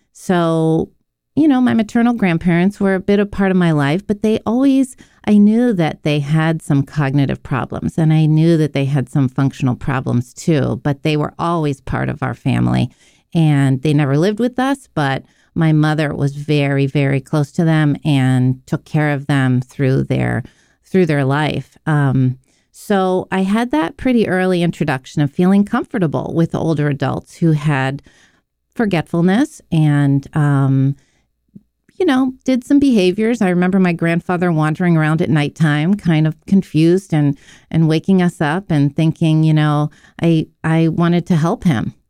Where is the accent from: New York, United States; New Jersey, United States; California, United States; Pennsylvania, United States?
Pennsylvania, United States; Pittsburgh; I was born in Pittsburgh